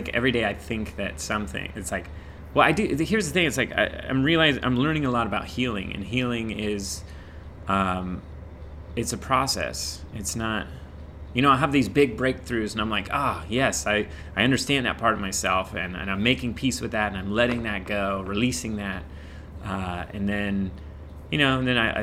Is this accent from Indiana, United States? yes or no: yes; Indiana, United States; moved away as an adult; now in Los Angeles, United States; I grew up in Indiana, went straight to makeup school, and right after makeup school, I went straight